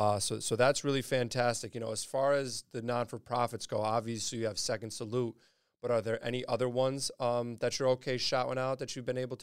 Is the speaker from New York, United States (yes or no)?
yes; New York, United States; being a New Yorker, Boston isn't my favorite place to be.